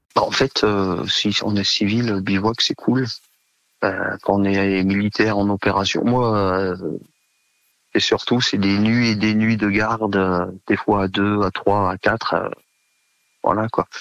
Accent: Savoie, Auvergne-Rhône-Alpes, France; moved away as an adult; je suis originaire de Savoie

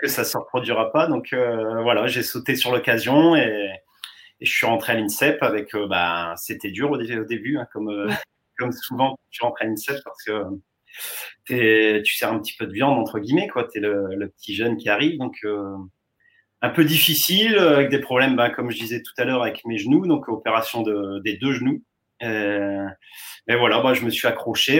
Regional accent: Pas-de-Calais, Hauts-de-France, France; j'étais revenu dans le Pas-de-Calais

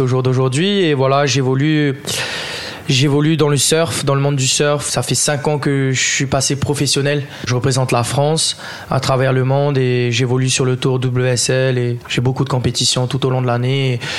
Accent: French Polynesia; Je suis originaire de Tahiti, je suis demi-tahitien, demi-français.

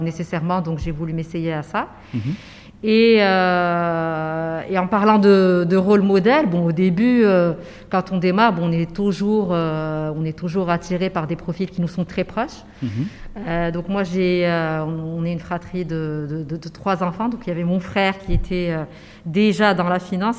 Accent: Casablanca, Casablanca-Settat, Morocco; j'ai grandi à Casablanca

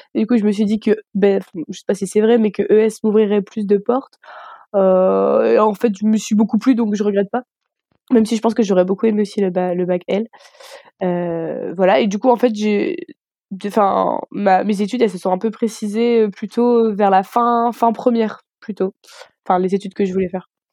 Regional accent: Armentières, Hauts-de-France, France; moved away as an adult; now in Strasbourg, France; je viens du nord de la France. donc, ma ville s'appelle Armentières

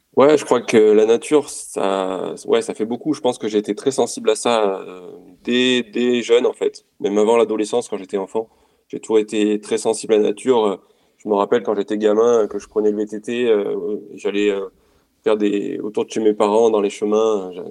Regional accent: Romagnat, Auvergne-Rhône-Alpes, France; je suis un Auvergnat pure souche, j'ai grandi juste à côté de Clermont-Ferrand donc euh, à Romagna précisément

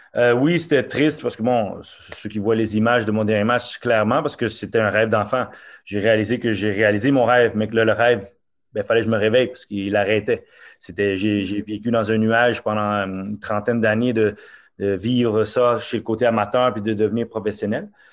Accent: Montreal, Quebec, Canada; born or raised there; also born or lived in Norway

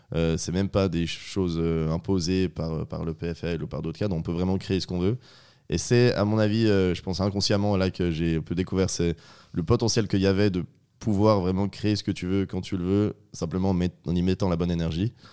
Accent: northern Vaud, Switzerland; je suis vaudois, originaire d'un petit village du Nord vaudois.

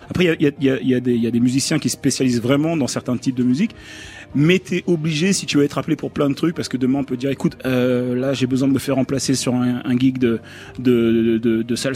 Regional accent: Le Havre, Normandy, France; C'est entre guillemets, c'est là où j'ai fait mes armes. Donc c'est là où justement toute la formation où j'ai appris depuis le plus jeune âge à jouer différents styles de musique.

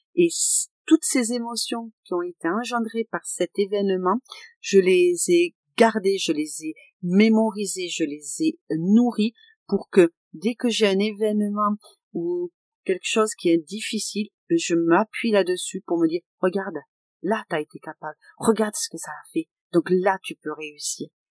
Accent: Aveyron, Occitania, France; je suis de l'Aveyron

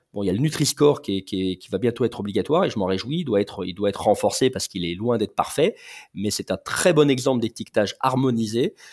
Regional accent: Lyon, Auvergne-Rhône-Alpes, France; je suis lyonnais d'origine

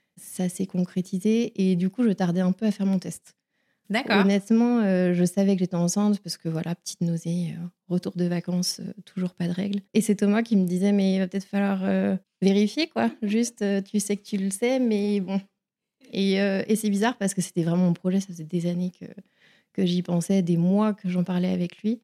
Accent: Vitré, Brittany, France; also born or lived in Saint-Malo; je suis bretonne, je suis née à Saint-Malo et j'ai grandi à Vitré, près de Rennes.

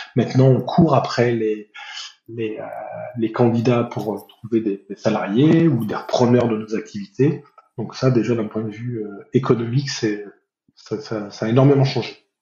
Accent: Nord, Hauts-de-France, France; je suis originaire du Nord

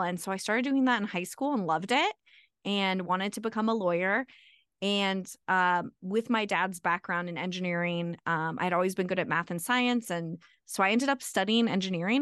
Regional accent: Arizona, United States; moved away as an adult; now in Colorado, United States; I'm from Arizona, so I went to Arizona State for engineering school

